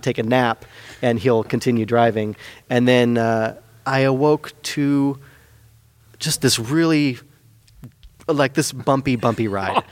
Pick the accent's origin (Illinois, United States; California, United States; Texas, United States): California, United States; Petaluma; as a youth in Petaluma, I grew up in Petaluma, Petaluma High